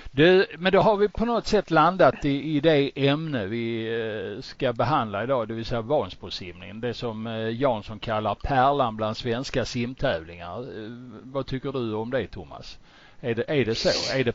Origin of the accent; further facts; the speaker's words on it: Mariestad, Västra Götaland, Sweden; Jag är eh, född och uppvuxen i Mariestad